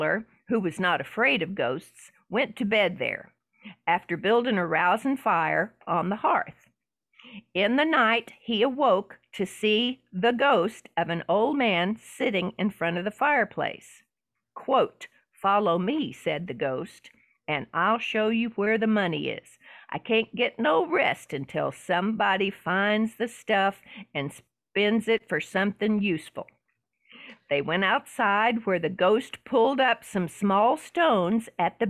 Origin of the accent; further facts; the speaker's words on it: the South, Southern United States, United States; accent: Southern; I kind of lean into my Southern accent